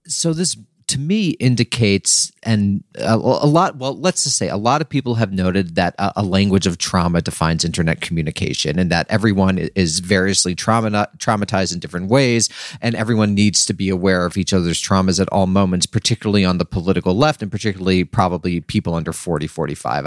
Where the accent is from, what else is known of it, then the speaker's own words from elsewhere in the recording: New York, United States; I was from New York, and then I wound up going to college in New York.